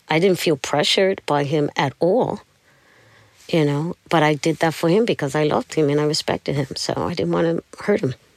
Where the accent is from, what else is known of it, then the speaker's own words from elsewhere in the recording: New York City, New York, United States; moved away; I'm from Brooklyn